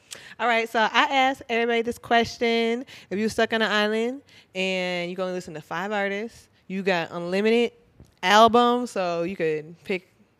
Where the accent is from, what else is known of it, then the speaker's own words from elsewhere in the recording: Minnesota, United States; Cause I'm from Minnesota. So I went from Minnesota to PCB, Florida for spring break one time.